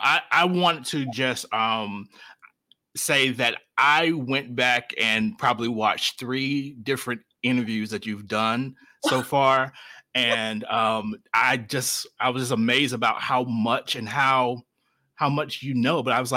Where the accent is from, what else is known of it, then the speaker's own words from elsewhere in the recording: Eastern North Carolina, United States; I'm from Eastern North Carolina.